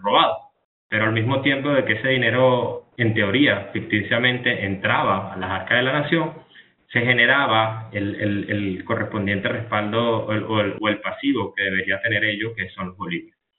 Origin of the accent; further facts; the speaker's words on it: Venezuela; yo como venezolano